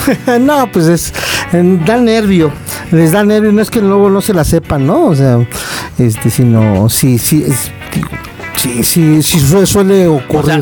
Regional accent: Mexico City, Mexico; soy chilango

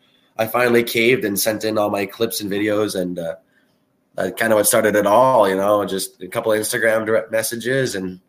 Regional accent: Canada; also born or lived in British Columbia / Jamestown, North Dakota / Westlock, Alberta; the same as every Canadian kid, and the whole family loves it. So at some point, you put on the skates and start playing. Played some junior hockey out in BC, and then did my college out at the University of Jamestown in North Dakota.

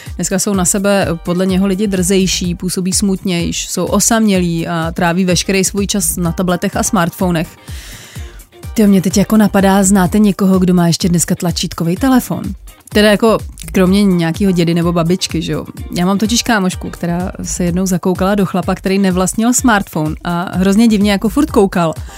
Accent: Bohemia, Czechia; also born or lived in Tokyo; tady u nás v Čechách

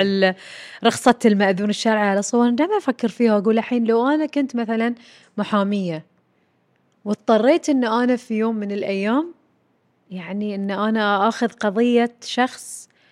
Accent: Bahrain; عندنا في البحرين

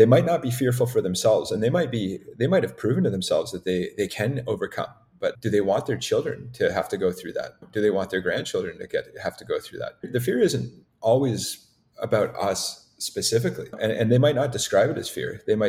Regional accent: Canada; Like, it's more important that just based on the territories here, we're Canadian.

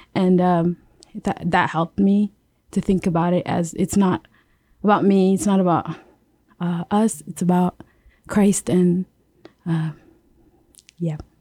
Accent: Yap, Micronesia; moved away as an adult; I'm from Yap.

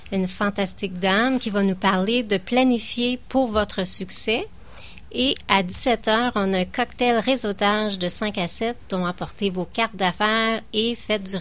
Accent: Hawkesbury, Ontario, Canada; Moi, je suis de loin, je suis de l'Ontario.

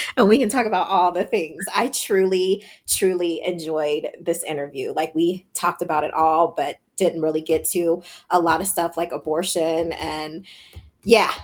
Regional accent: Louisiana, United States; now in Texas, United States; I'm from Louisiana

